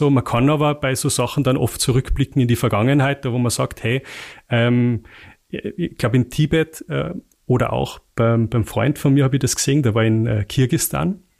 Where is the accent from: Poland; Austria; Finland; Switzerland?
Austria; Salzburg; also bei uns, ich komme komm aus dem Pinzgau, da sagt man, äh, hüft's nix, schaut's nix.